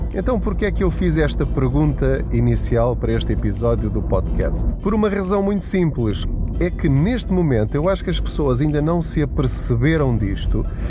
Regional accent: Portugal; enquanto portugueses

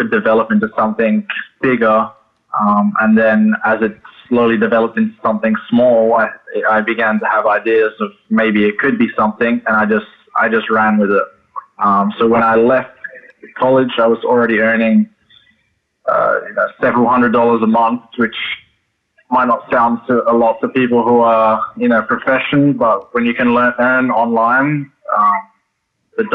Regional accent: Adelaide, South Australia, Australia; moved away as an adult; also born or lived in Oregon, United States / Hawaii, United States; I was in Adelaide, Australia, which is my hometown

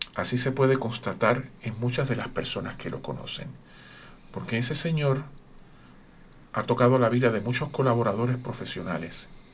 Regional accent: Puerto Rico; Yo soy de Puerto Rico.

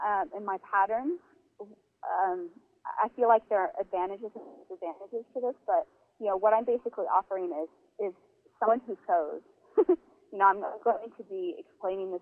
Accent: Northern California, United States; moved away as an adult; also born or lived in South Bend, Indiana; now in Mexico; growing up in Northern California

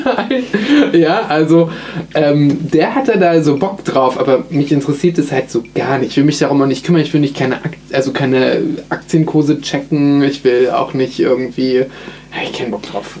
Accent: Berlin, Germany; Bei uns in Berlin

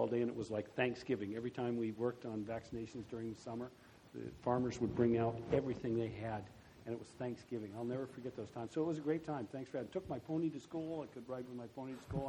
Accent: Germany; also born or lived in Iowa; I grew up then in Germany and stayed there, and then I went to law school there

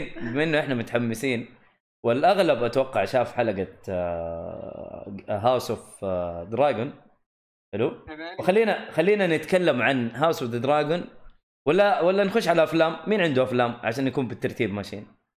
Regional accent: the South, Asir, Saudi Arabia; عندنا في الجنوب في منطقة اسمها خميس مشيط

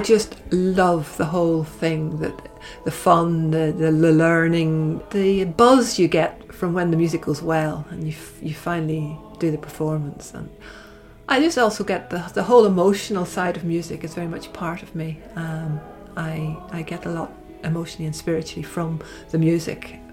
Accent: Belfast, Northern Ireland, United Kingdom; I grew up in Belfast and attended the cathedral there with my parents

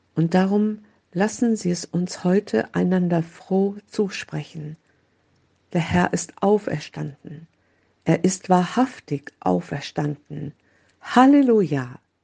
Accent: Oldenburg, Lower Saxony, Germany; in Oldenburg, meine Heimatstadt

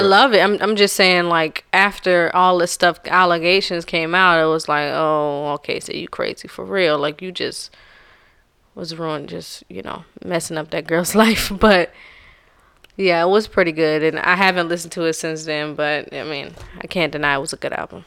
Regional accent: the South, United States; I'm from the South.

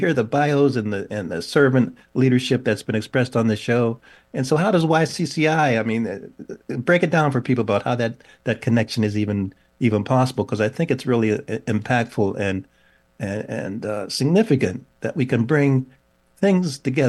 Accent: Pittsburgh, Pennsylvania, United States; I'm from Pittsburgh, so I'm just saying that you were baptized.

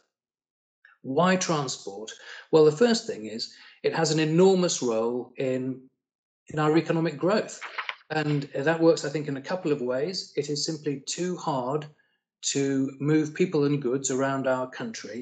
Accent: Yorkshire and the Humber, United Kingdom; I'm a Northerner. I'm a Yorkie, born and bred.

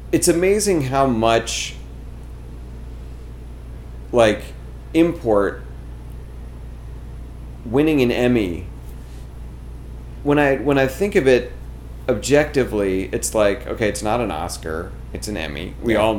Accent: New York, United States; I'm I'm a New Yorker. The the comedy that I generate is inherently more real, right?

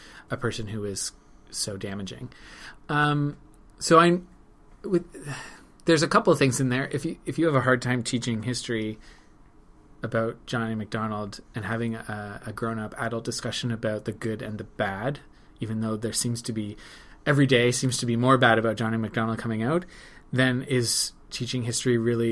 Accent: Ottawa, Ontario, Canada; I grew up in Ottawa

